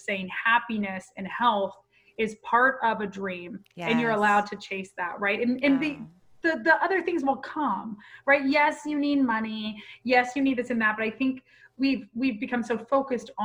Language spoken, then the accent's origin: English; Pensacola, Florida, United States; Well, I'm a Florida girl originally. I'm a Pensacola girl.